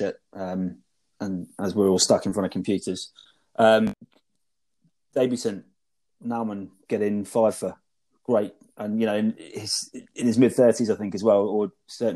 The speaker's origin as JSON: {"language": "English", "town": "Brighton", "region": "South East England", "country": "United Kingdom", "tie": "born or raised there", "said": "Brighton, my hometown"}